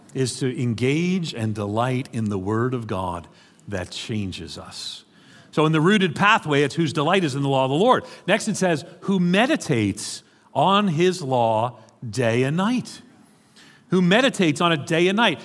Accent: New York City, New York, United States; accent: American; moved away; I grew up in, uh, in New York City.

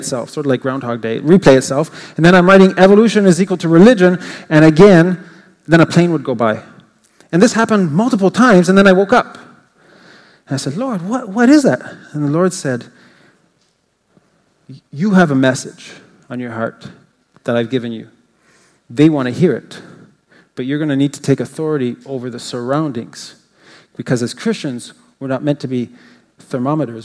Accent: Canada; I'm an English Canadian, and though I speak French fluently

